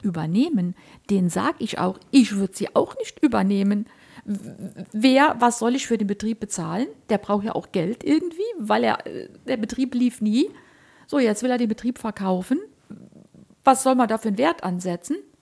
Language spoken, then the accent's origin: German; Germany; ich komme ja so aus der Eifel, ich rede mal so platt